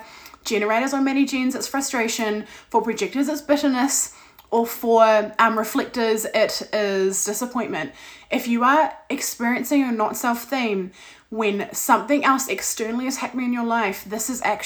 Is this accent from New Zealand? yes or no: yes; New Zealand; I am from New Zealand.